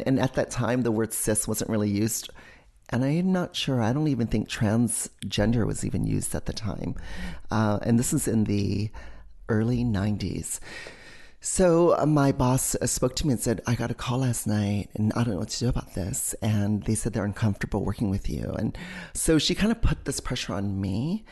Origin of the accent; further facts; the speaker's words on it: Hawaii, United States; moved away as an adult; also born or lived in New York City; When you're growing up in Hawaii